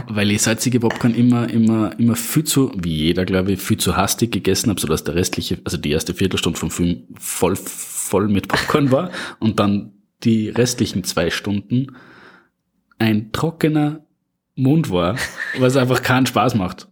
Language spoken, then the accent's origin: German; Upper Austria, Austria; now in Salzburg, Austria; ursprünglich und aufgewachsen in Oberösterreich